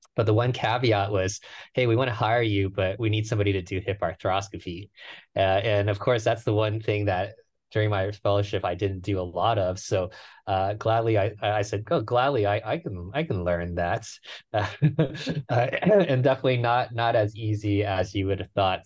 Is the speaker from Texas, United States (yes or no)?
yes; Houston, Texas, United States; moved away as an adult; now in San Francisco, United States; I grew up in, in Houston. That's my hometown